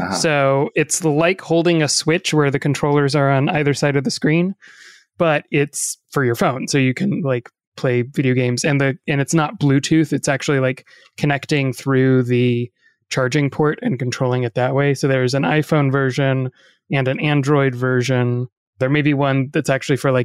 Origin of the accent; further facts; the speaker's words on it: the South, United States; accent: Southern; I'm from the South